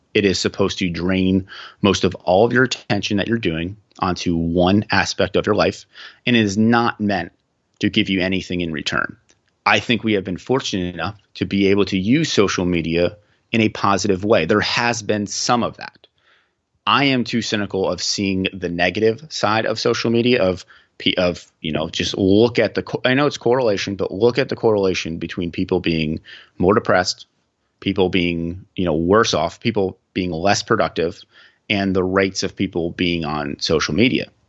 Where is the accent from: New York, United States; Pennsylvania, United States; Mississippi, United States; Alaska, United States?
Pennsylvania, United States; Central; I'm from the Central Pennsylvania region